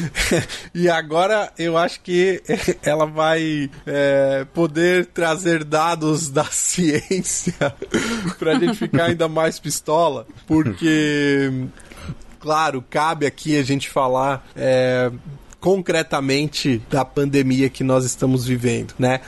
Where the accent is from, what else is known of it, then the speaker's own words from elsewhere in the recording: Brazil; Nós somos brasileiros